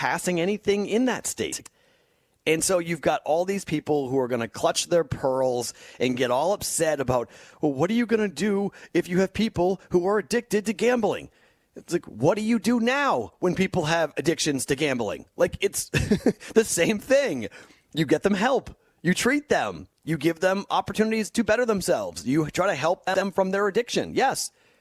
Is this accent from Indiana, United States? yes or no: no; Boston, Massachusetts, United States; born or raised there; moved away as an adult; now in Las Vegas, United States